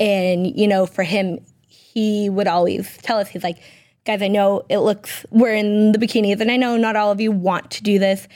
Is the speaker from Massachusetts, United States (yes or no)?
yes; Peabody, Massachusetts, United States; I was born and raised in Peabody, Massachusetts